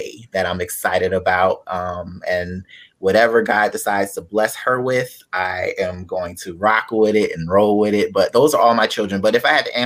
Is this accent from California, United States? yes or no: no; Delaware, United States; also born or lived in Pennsylvania; now in South Florida, United States; I am from Delaware. I was born in Pennsylvania, but I've been raised in Delaware.